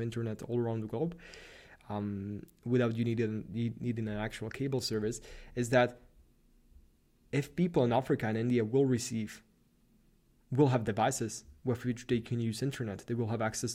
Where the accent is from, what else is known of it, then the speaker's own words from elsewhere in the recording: Slovakia; moved away as an adult; now in Vienna, Austria; I'm from Slovakia